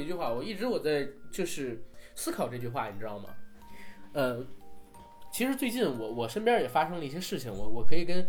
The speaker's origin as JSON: {"language": "Chinese", "country": "China", "said": "就是我们中国人在写一些呃文字的时候，写一些文学作品的时候，为什么很难？"}